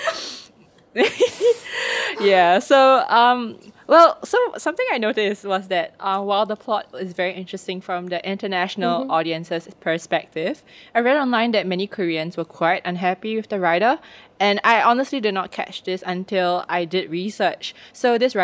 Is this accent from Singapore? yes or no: yes; Singapore; I was like, oh, Singapore